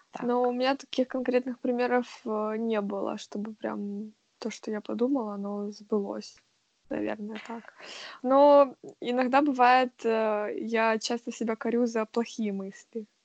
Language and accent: Russian; Kyiv, Ukraine; now in Manchester, United Kingdom; Привет, я …, и я живу в Манчестере. Но все мы из Киева.